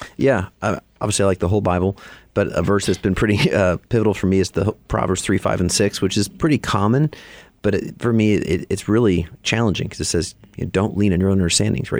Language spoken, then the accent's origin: English; Alaska, United States; moved away as an adult; also born or lived in Chicago; now in Texas, United States; I grew up in Alaska, so a little northwest of here.